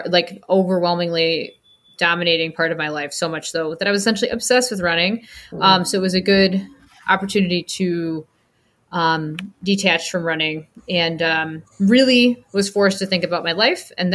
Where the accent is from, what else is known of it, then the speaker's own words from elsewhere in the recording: Rockford, Illinois, United States; I grew up in Rockford, Illinois, which is an hour and a half-ish outside of Chicago